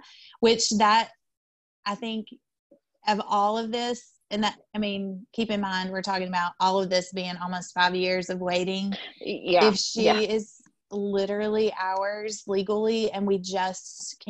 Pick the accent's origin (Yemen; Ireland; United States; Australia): United States; the South; we would say Ram because from the South.